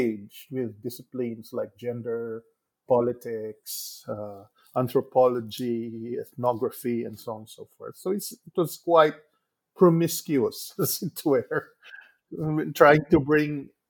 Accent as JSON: {"language": "English", "area": "Negros Occidental", "region": "Western Visayas", "country": "Philippines", "tie": "born or raised there", "said": "even as a young boy living and growing up in Negros Occidental, where I grew up in a small sugar mill."}